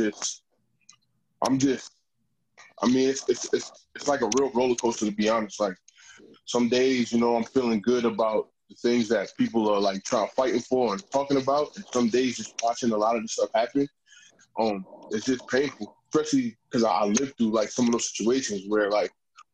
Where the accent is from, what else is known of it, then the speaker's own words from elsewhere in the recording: New York City, New York, United States; moved away as an adult; I'm originally from Queens, New York. One of the five boroughs in New York City, if you're familiar with the area. So I grew up mostly in the city